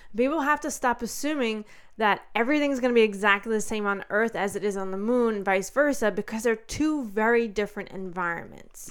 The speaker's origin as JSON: {"language": "English", "country": "United States", "said": "especially as an American"}